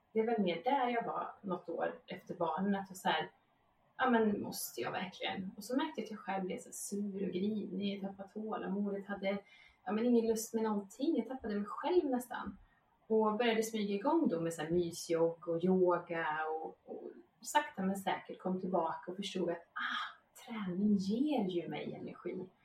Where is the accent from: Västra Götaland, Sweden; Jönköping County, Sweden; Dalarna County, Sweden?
Västra Götaland, Sweden; Vara; moved away as an adult; now in Båstad, Sweden; inte från Båstad, jag bor i Båstad nu, men jag är från Slätta, från Varaslätta